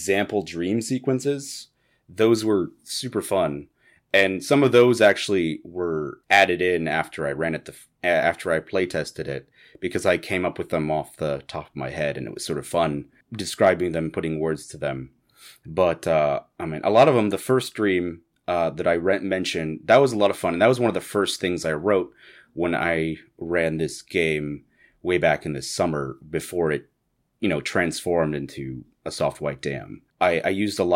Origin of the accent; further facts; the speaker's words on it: Iowa, United States; moved away as an adult; now in Minnesota, United States; the longer I live in Minnesota, I'm originally from Iowa.